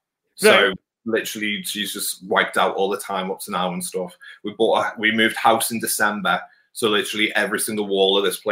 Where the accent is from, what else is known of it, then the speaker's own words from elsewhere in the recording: Wirral, North West England, United Kingdom; Then I was born down here and on the Wirral. So all my life been down here.